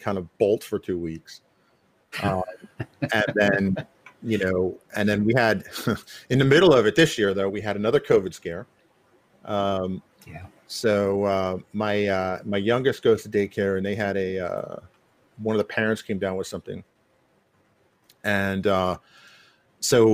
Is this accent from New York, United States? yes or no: yes; New York, United States; I grew up hearing all these languages, of course, growing up in New York